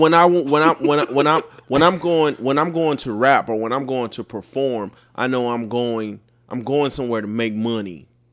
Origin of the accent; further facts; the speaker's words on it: United States; an American, a black American